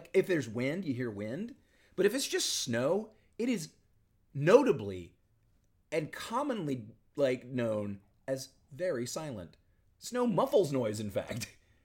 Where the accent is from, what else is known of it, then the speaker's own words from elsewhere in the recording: Charleston, South Carolina, United States; moved away as an adult; now in Chicago, United States; I'm a Southern boy. I grew up in South Carolina. I'm from Charleston, South Carolina.